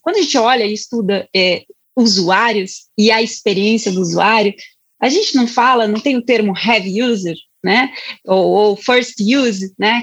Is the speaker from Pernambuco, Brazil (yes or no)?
no; Curitiba, Paraná, Brazil; eu sou de Curitiba